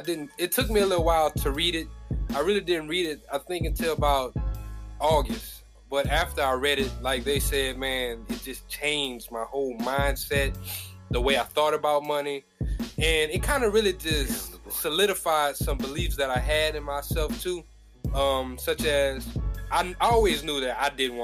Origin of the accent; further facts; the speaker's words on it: Opelousas, Louisiana, United States; moved away as an adult; also born or lived in Dallas, Texas; I'm from Opelousas, Louisiana